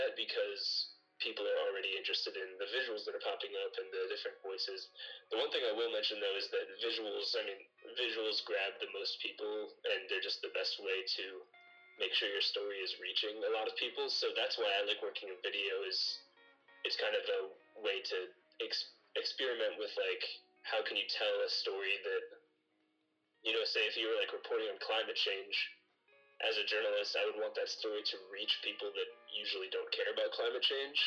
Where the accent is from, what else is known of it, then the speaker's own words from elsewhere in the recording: Louisville, Kentucky, United States; I'm from Louisville, Kentucky